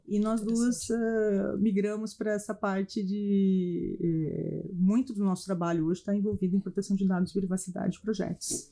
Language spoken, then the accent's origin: Portuguese; Campinas, São Paulo, Brazil; also born or lived in United States / France; sou campineira, tenho três filhos, tenho três pequenos, faz algum nasci e vivi em Campinas